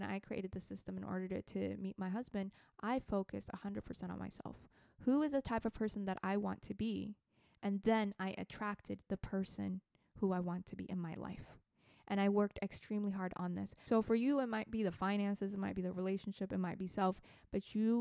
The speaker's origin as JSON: {"language": "English", "country": "Ethiopia", "second_language": "English", "moved": "yes", "lives_now": "United States", "said": "I'm from Ethiopia"}